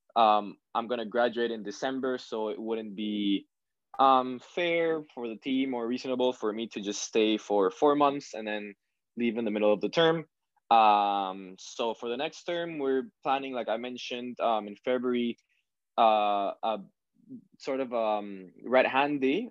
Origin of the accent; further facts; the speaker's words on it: Peru; now in Canada; I grew up in in Peru, which is in South America